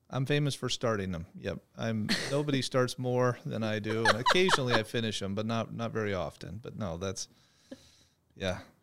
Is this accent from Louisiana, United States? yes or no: no; Phoenix, Arizona, United States; I'm a native Phoenician, uh, born and raised, went to Arizona State University